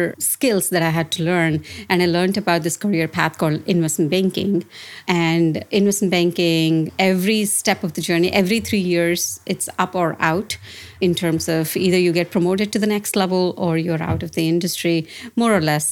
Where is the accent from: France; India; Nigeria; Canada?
India; Hyderabad, Telangana; moved away as an adult; now in San Francisco Bay Area, United States; I was born and brought up in South India, a place called Hyderabad, which is one of the two IT capitals of India